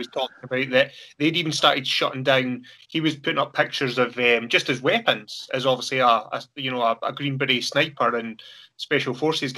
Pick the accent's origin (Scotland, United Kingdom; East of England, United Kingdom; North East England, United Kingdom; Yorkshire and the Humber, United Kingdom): Scotland, United Kingdom; we're Scottish